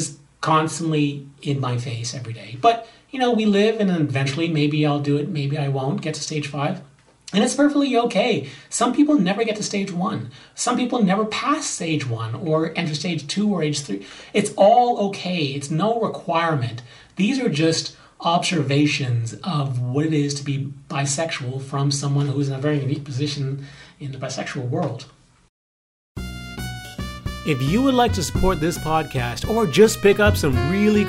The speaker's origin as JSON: {"language": "English", "country": "Bahamas", "moved": "yes", "lives_now": "Los Angeles, United States", "said": "I'm from the Bahamas"}